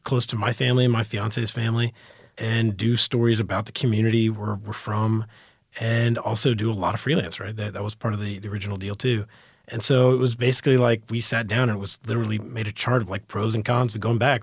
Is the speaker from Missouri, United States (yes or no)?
no; Dallas, Texas, United States; born or raised there; also born or lived in New York / Florida